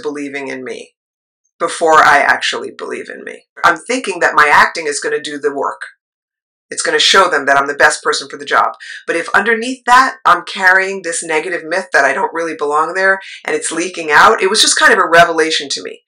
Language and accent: English; New York City, New York, United States; that little eight year old growing up in New York City